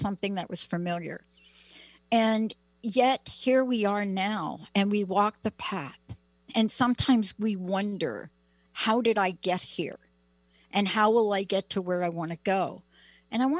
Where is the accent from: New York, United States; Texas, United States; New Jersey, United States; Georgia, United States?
New York, United States; I'm a kid from New York.